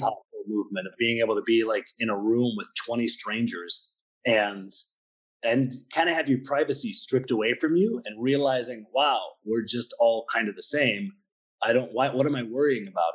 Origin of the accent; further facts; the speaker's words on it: Pennsylvania, United States; moved away as an adult; now in Budapest, Hungary; I'm from the States, so I'm from Pennsylvania